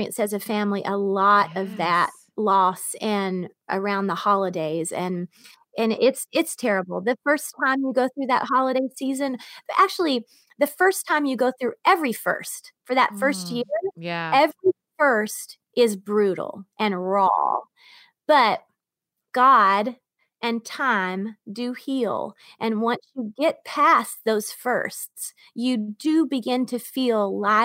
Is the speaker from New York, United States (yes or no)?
no; Georgia, United States; born or raised there; moved away